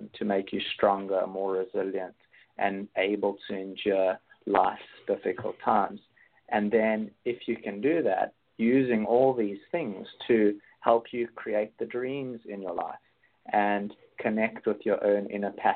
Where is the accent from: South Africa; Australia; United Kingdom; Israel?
South Africa; Johannesburg, Gauteng; also born or lived in Cape Town; I grew up in Johannesburg, and then I was living in Cape Town more recently.